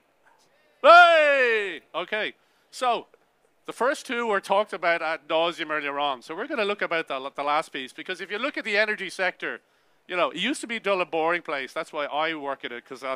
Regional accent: Ireland; I'm Irish

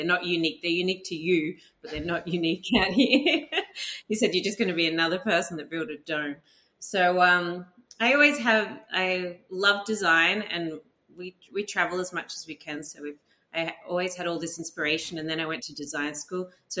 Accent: Australia; moved away as an adult; also born or lived in London, United Kingdom / Sydney, Australia / Chicago, United States; now in Joshua Tree, United States; I'm from Australia.

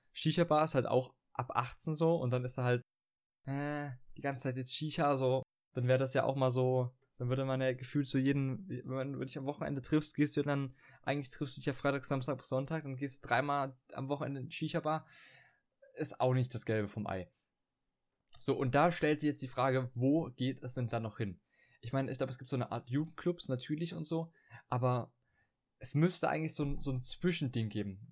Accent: Dresden, Saxony, Germany; bei uns in Dresden

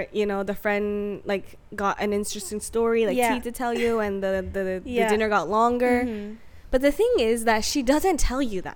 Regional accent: Okinawa, Japan; I'm from Okinawa

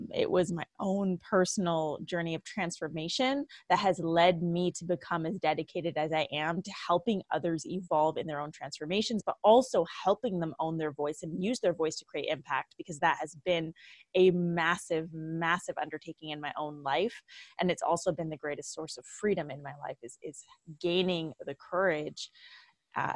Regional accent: Vancouver, British Columbia, Canada; moved away as an adult; now in Los Angeles, United States; I'm originally from Vancouver, BC, Canada

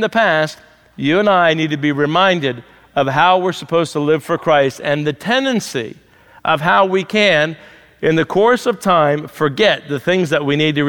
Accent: New Jersey, United States; now in Pennsylvania, United States; I'm from New Jersey

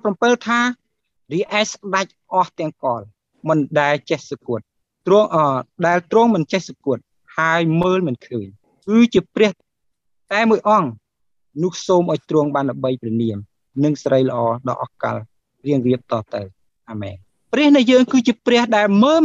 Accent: Cambodia

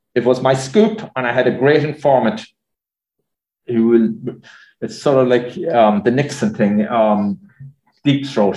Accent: Ireland; moved away as an adult; now in New York, United States; we had limited television service in much of Ireland before we headed for America

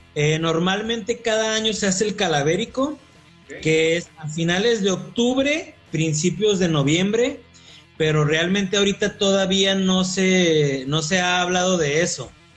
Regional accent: Coahuila, Mexico; moved away as an adult; now in Querétaro, Mexico; soy de Coahuila

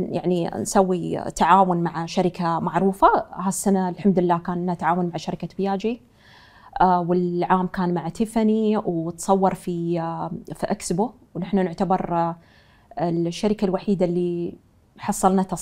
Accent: Dubai, United Arab Emirates; يعني ربيت في في هالدولة وعشت فيها وانا من من ترابها يعني فدايما تلهمني في سرعتها في الانجاز وخاصه انا من دبي

